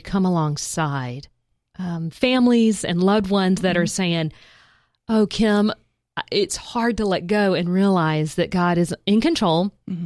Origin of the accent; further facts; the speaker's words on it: South Georgia, United States; I grew up in South Georgia